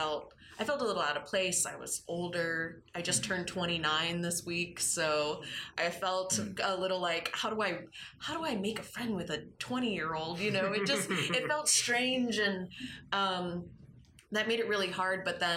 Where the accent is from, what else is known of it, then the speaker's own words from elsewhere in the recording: Grand Rapids, Michigan, United States; I grew up in Grand Rapids, and I still have quite a few friends from high school who I talk to on a regular basis.